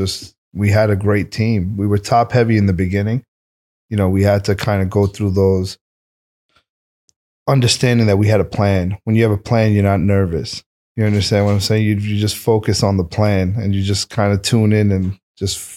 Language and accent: English; New York City, New York, United States; moved away as an adult; also born or lived in Oklahoma / California; being in Queens, being born and bred there